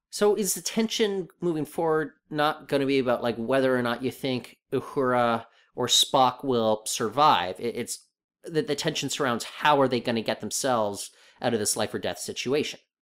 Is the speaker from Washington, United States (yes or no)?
yes; Seattle, Washington, United States; I grew up in Seattle